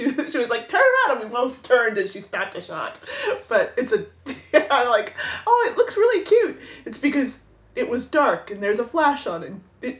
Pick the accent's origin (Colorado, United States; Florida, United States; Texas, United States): Florida, United States; South; who had been born and bred in South Florida, so used to a certain level of sketch